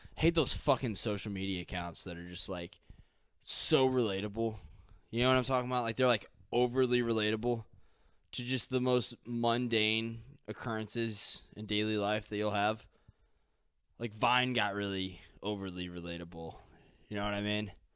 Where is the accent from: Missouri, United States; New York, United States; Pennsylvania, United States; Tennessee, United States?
Missouri, United States; St. Louis; I'm from Saint Louis.